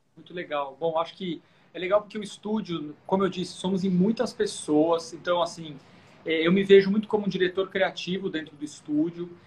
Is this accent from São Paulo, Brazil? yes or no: yes; Sorocaba, São Paulo, Brazil; fui criado no interior, eu sou de Sorocaba.